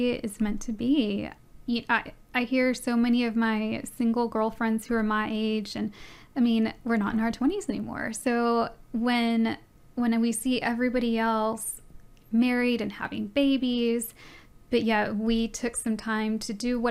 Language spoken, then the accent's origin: English; San Antonio, Texas, United States; moved away; I was born and raised in San Antonio